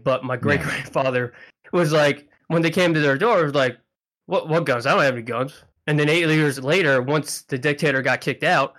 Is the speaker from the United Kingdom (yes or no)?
no; Philippines; born there; I'm half Filipino. I was born in the Philippines.